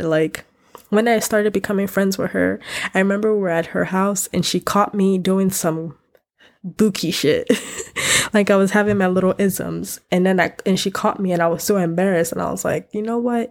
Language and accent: English; United States; I grew up Africa, African in America